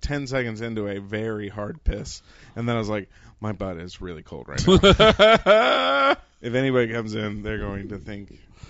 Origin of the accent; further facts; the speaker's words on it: Oklahoma City, Oklahoma, United States; I grew up in Oklahoma City